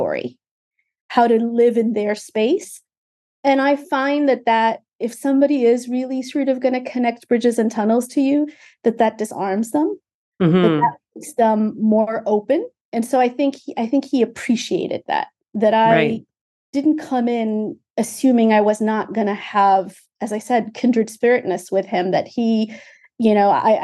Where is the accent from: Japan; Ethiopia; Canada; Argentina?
Ethiopia; now in United States; I'm from Ethiopia originally, so I'm a naturalized immigrant of the United States.